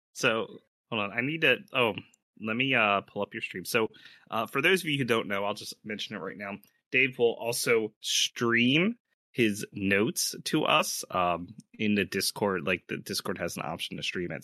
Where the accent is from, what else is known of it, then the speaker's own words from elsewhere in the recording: United States; we are all from the United States